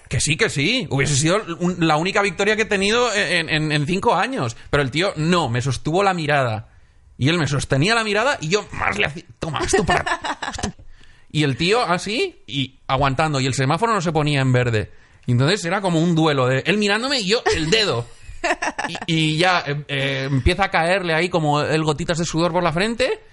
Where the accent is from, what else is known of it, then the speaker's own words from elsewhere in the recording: Benidorm, Valencian Community, Spain; moved away; el Festival de Cine de mi pueblo